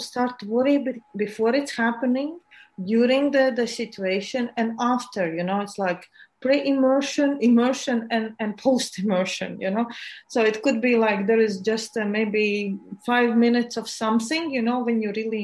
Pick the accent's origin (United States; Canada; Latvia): Latvia; I'm from Latvia. It's in Europe.